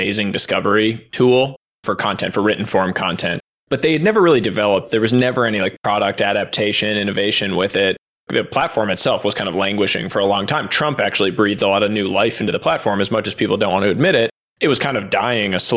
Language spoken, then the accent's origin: English; Boston, Massachusetts, United States; moved away as an adult; also born or lived in New York City / Stanford, California; Grew up on the East Coast, born in New York City, and then was raised in the Boston area